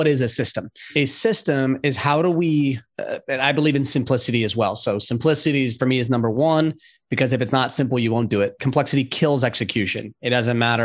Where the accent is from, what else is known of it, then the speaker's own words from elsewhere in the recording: San Diego and LA, Southern California, United States; also born or lived in Los Angeles; now in Charlotte, United States; I grew up in Southern California, San Diego